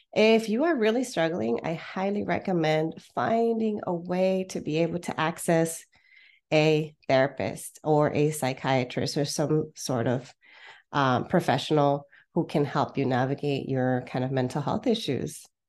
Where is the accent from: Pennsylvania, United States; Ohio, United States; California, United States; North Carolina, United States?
California, United States; Los Angeles; moved away as an adult; also born or lived in Santa Barbara, California; now in Porto, Portugal; I was born and raised in the Southern California area